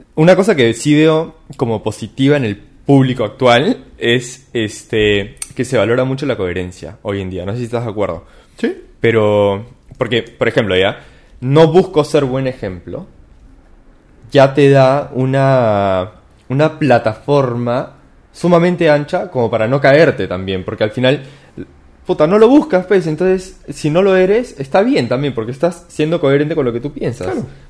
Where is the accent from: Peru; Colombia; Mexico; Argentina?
Peru; Y qué distintos somos los peruanos